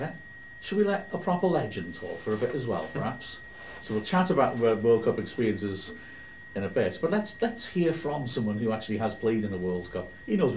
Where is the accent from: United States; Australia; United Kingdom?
United Kingdom; Wales; I'm from Wales. I live in the cold.